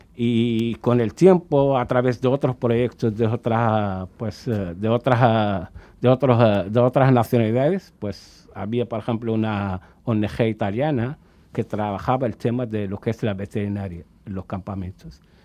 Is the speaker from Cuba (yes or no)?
yes; Cuba; moved away as an adult; also born or lived in Dakhla, Western Sahara / Tindouf refugee camps, Algeria; hemos estado la mayor parte de nuestra vida allí en Cuba. Incluso a nosotros ahora, hasta en estos días, nos llaman cubarauis